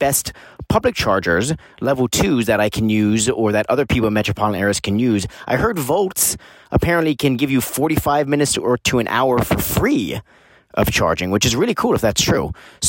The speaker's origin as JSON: {"language": "English", "town": "Los Angeles", "region": "California", "country": "United States", "said": "I'm from Los Angeles, California."}